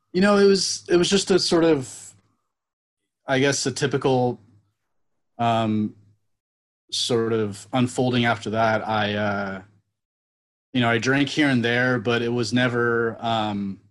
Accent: Napa, California, United States; I grew up in Napa

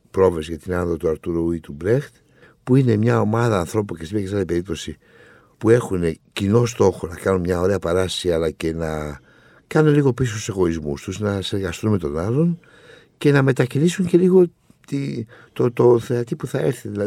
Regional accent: Thessaloniki, Central Macedonia, Greece; Εγώ λέω ότι είμαι Θεσσαλονίκη, αλλά η καταγωγή μου είναι από την Κρήτη.

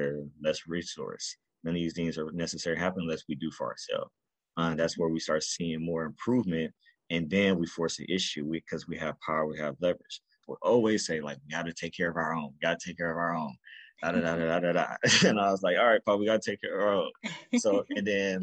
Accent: Carson, California, United States; also born or lived in New York; So I'm originally from Carson, California. That's where I was raised up.

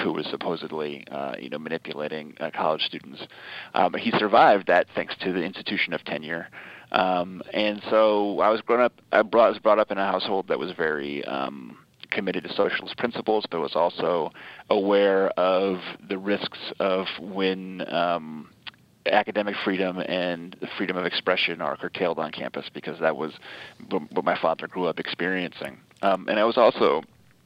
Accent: Middletown, Connecticut, United States; moved away as an adult; also born or lived in Rhode Island / Indiana; now in New York City, United States; I grew up quite literally on Wesleyan University's campus, where my father was a theater professor

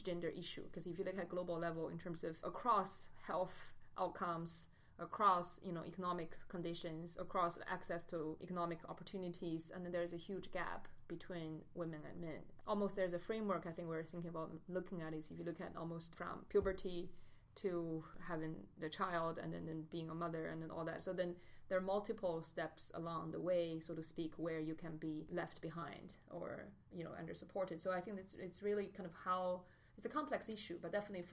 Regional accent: China; moved away as an adult; also born or lived in United States / Beijing; I grew up in China, but I went to the States for grad school

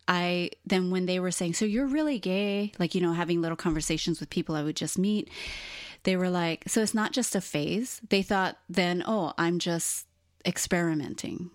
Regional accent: Hawaii, United States; born and raised in Hawaii

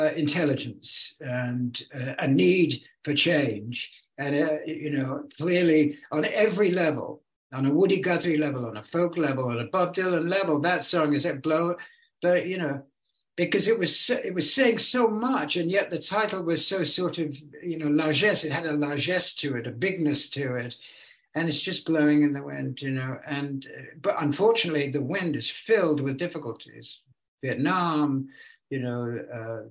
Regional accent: England, United Kingdom; moved away as an adult; now in California, United States; I've lived here way longer than I ever lived in England. You know, I was a teenager virtually when I came

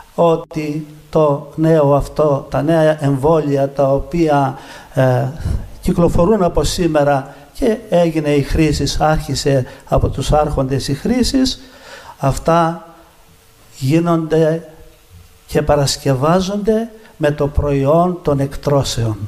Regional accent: Athens, Attica, Greece; γεννήθηκα και μεγάλωσα στην Αθήνα. Ε, συγκεκριμένα μεγάλωσα στην Πεύκη από τα 7 και έπειτα

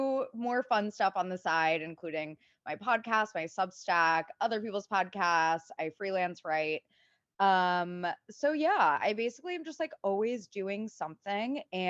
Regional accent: Cincinnati, Ohio, United States; now in New York City, United States; I live in New York City. I originally hail from Cincinnati.

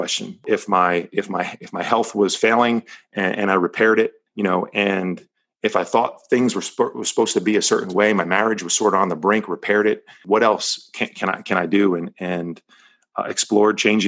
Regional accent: New Jersey, United States; moved away as an adult; now in Palos Verdes, United States; I was born and raised right outside of New York City in New Jersey.

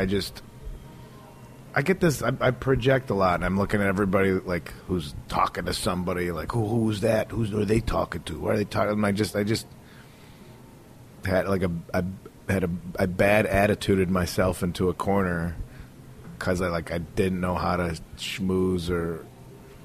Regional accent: Chicago, Illinois, United States; moved away as an adult; also born or lived in Los Angeles; I grew up in Chicago

